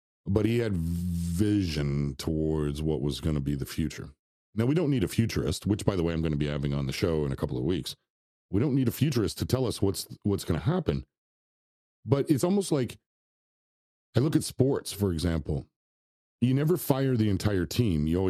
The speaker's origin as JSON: {"language": "English", "town": "Toronto", "region": "Ontario", "country": "Canada", "said": "I'm from Toronto, so our media is all about the Toronto Maple Leafs"}